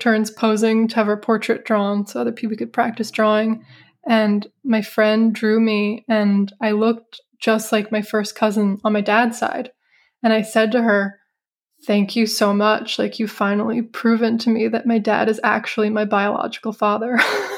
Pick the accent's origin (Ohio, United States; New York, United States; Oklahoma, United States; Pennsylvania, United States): New York, United States; Hudson Valley, upstate; moved away as an adult; also born or lived in Florence, Italy; I grew up in the Hudson Valley of upstate New York.